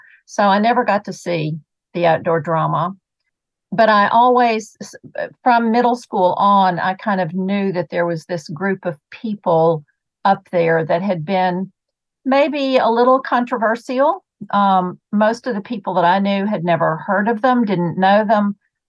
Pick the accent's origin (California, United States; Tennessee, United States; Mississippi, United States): Tennessee, United States; Knoxville; now in North Carolina, United States; I grew up in Knoxville, Tennessee.